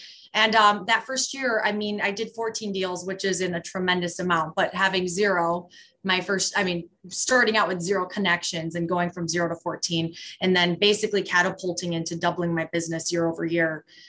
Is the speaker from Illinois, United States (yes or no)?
yes; Chicago, Illinois, United States; moved away as an adult; now in Milwaukee, United States; So I'm actually originally from Chicago, but I moved to Wisconsin, which I never thought would ever happen, but I did. And I'm in Milwaukee market, the metro Milwaukee market.